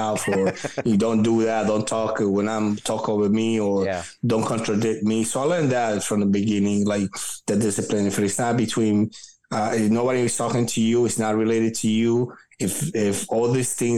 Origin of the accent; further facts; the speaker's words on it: New York City, New York, United States; English is a second language; also born or lived in Dominican Republic; where I grew up at that time in Brooklyn